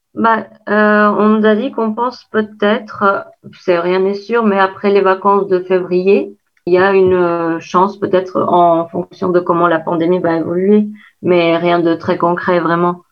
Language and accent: French; Kosovo; French is a second language; moved away as an adult; now in Caen, France